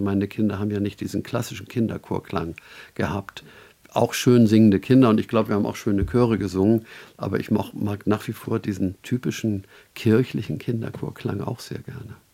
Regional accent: Northern Germany, Germany; als Norddeutscher

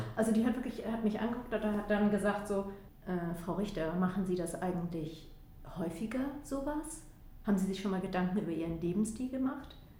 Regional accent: Flensburg, Schleswig-Holstein, Germany; da, wo ich herkomme, äh, also ich komme von der flensburgischen, äh, also von der deutsch-dänischen Grenze aus Flensburg

